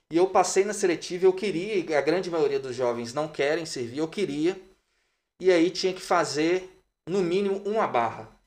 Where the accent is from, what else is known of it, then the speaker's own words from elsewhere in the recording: Juiz de Fora, Minas Gerais, Brazil; moved away as an adult; now in Belo Horizonte, Brazil; eu sou de Juiz de Fora, natural de Juiz de Fora, eu vim para Belo Horizonte no ano de 2006, mas toda a minha infância, adolescência foi em Juiz de Fora.